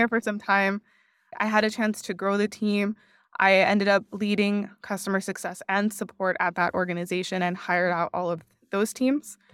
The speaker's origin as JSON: {"language": "English", "town": "Miami", "region": "Florida", "country": "United States", "tie": "born or raised there", "also_born_or_lived": "Washington, D.C. / San Francisco", "moved": "as an adult", "said": "my family's Cuban, but I was born and raised in Miami"}